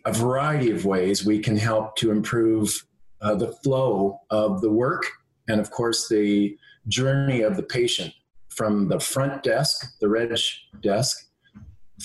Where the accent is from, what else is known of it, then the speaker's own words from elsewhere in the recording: Ontario, Canada; I come from Ontario, and I'm the son of an engineer